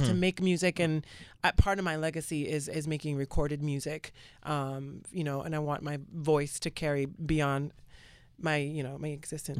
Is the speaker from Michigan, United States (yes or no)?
no; Georgia, United States; now in New York City, United States; I'm from Georgia.